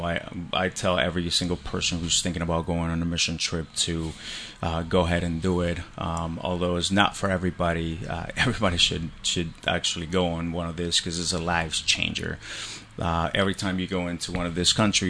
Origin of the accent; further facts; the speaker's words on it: Colombia; moved away; I grew up in Colombia. So I'm an immigrant from Colombia